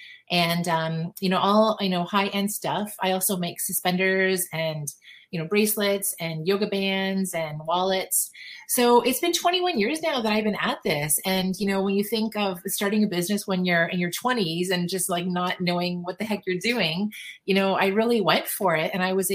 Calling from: Paris, Ontario, Canada; Paris, Ontario, Canada.

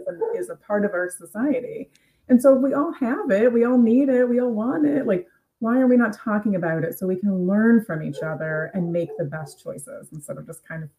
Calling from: Cleveland, Ohio, United States; I am coming from Cleveland, Ohio.

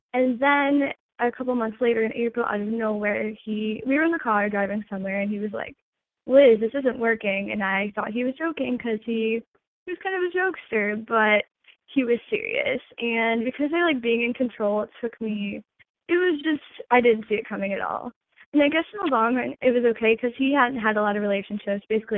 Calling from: Michigan, United States; I'm 21, and I'm calling from Michigan.

